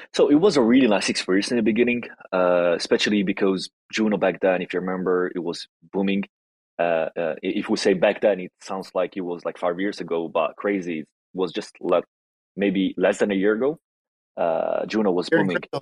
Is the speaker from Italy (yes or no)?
yes; Italy; English is a second language; I'm Italian Moroccan, half and half. I was born and raised in Italy, but origins from Morocco